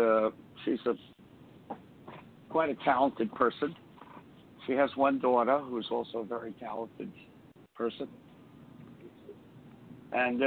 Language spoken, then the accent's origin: English; United States; also born or lived in Brooklyn, New York / Laurelton, Queens, New York / Teaneck, New Jersey; now in New Jersey, United States; I was born in Brooklyn in 1940. You know, I'm an old guy now. And I was raised in Laurelton, Long Island, and in Queens, and also in Teaneck, New Jersey